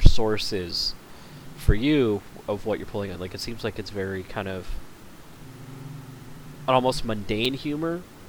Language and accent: English; Canada; And then he got mad at me because I'm Canadian.